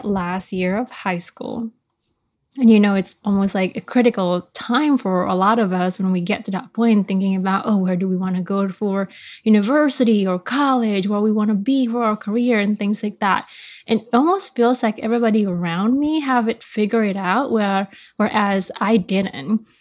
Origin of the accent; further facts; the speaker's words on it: Bali, Indonesia; me growing up in Bali, Indonesia, surrounded by all things tourism